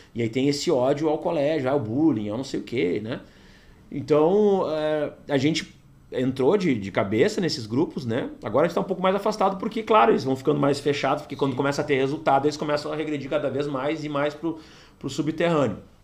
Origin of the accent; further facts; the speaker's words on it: Porto Alegre, Rio Grande do Sul, Brazil; eu nasci em Porto Alegre, é, fui vereador de Porto Alegre